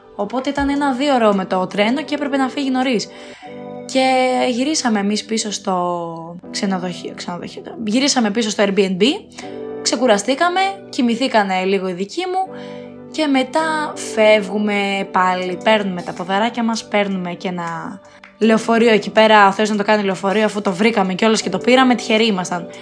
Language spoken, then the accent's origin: Greek; Athens, Attica, Greece; Εγώ είμαι από την Αθήνα